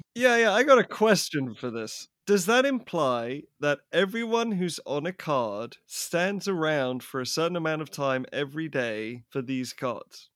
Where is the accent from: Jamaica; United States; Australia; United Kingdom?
United Kingdom; England; I I grew up in England